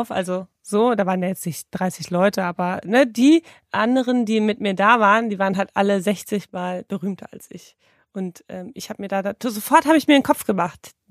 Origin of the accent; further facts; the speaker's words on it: Hamburg, Germany; Wir kommen auch aus Hamburg.